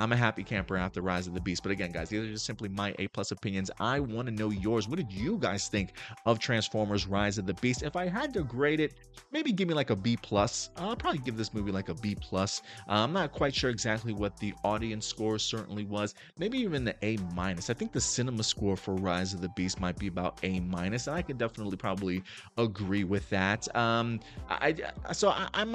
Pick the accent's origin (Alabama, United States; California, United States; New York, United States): New York, United States; New York City; I grew up in the Bronx and in Brooklyn during the 80s, during the 90s